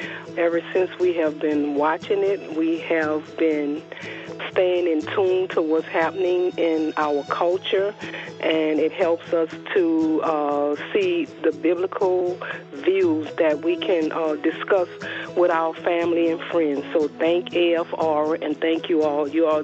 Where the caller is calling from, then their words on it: Louisiana, United States; I'm calling from Louisiana